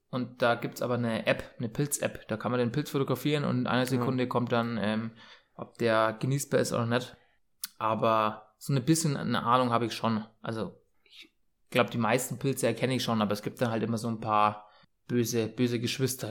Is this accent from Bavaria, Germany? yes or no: yes; Bayreuth, Bavaria, Germany; bei uns in Bayreuth